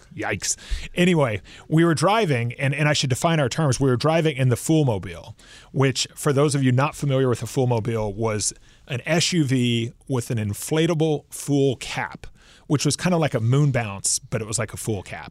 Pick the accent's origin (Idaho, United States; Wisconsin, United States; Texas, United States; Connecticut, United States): Texas, United States; Houston; I'm from Houston